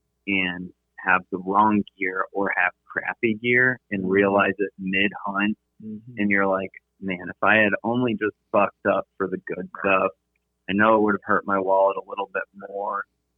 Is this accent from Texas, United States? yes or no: yes; San Antonio, Texas, United States; moved away; I grew up in San Antonio